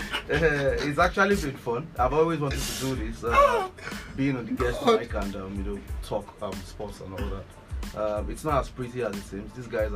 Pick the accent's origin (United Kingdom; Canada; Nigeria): Nigeria; being a Nigerian